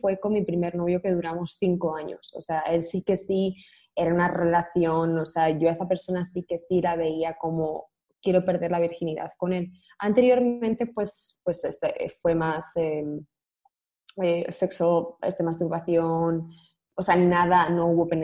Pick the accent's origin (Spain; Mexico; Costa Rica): Spain; now in United States; por el acento podéis ver que soy de España, pero vivo en Estados Unidos.